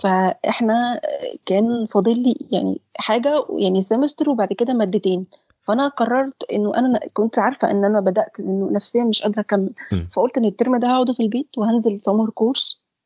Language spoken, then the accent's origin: Arabic; Egypt; احنا عندنا في مصر